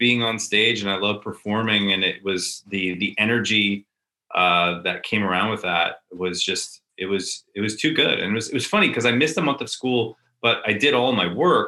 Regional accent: Edmonton, Alberta, Canada; moved away; born and raised in Edmonton

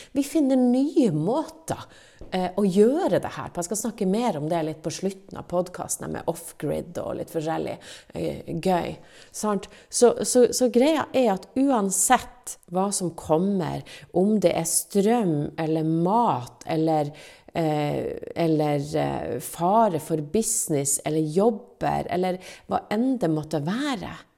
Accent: Finnmark, Norway; meg som finnmarking

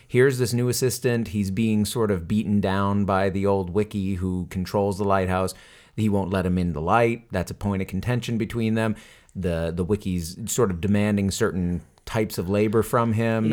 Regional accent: Westbrook, Maine, United States; moved away; Westbrook, Maine, my hometown, where I where I grew up for many years, and still go back to visit

